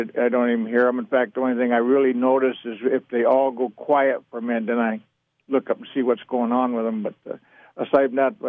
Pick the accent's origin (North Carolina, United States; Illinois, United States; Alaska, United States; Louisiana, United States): Alaska, United States; also born or lived in Medford, Oregon; Actually, I was born here in Oregon. I was born down in Medford. My dad mustered out of the military after World War II there, and my folks bought property and so on. But you know, we went to Alaska when I was real young.